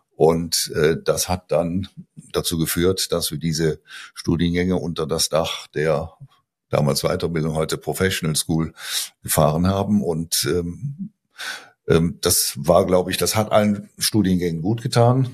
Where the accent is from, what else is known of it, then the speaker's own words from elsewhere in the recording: Aachen, North Rhine-Westphalia, Germany; accent: Rhineland; moved away as an adult; also born or lived in Giessen; now in Münster, Germany; Also ich stamme ursprünglich aus Aachen. Ich glaube, das hört man auch in meinem Tonfall, ne, dass ich Rheinländer bin. Ich habe in bin in Aachen ähm, geboren, habe da studiert